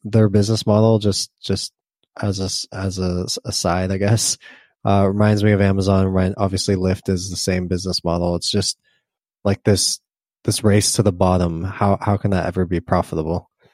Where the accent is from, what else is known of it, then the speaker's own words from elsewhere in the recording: Southern California, United States; I grew up in Southern California